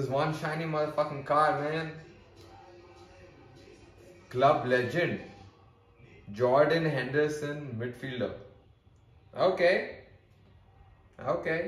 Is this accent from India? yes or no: yes; India; accent: Indian; me and my Indian accent